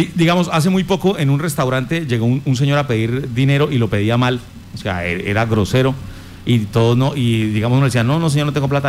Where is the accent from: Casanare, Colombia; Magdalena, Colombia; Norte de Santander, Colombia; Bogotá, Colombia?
Casanare, Colombia; Yopal; como colombiano, como yopaleño, como casanareño, como habitante de, de este país